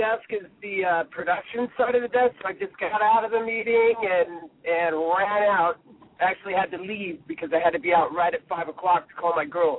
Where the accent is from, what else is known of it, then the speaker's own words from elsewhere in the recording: Los Angeles, California, United States; A friend of mine that I grew up with in San Pedro.